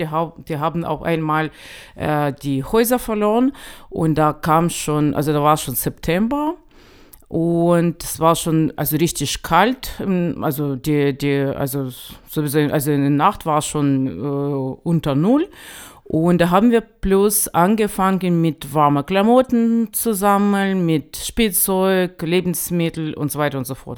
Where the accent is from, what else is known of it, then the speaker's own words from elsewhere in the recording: Ukraine; German is a second language; now in Chemnitz, Germany; als Ukrainer